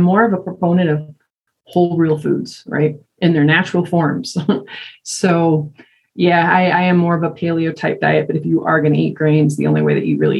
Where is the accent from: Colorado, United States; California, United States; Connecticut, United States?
Colorado, United States; Greeley; moved away; I grew up in Greeley